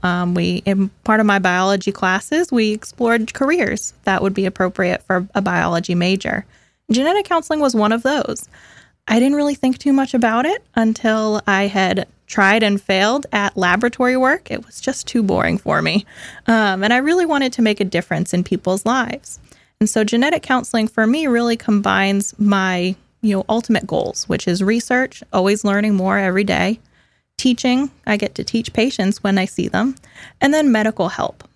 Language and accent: English; Massachusetts, United States; moved away as an adult; also born or lived in Richmond, Virginia; now in Florida, United States; I'm originally from Massachusetts, um, born and raised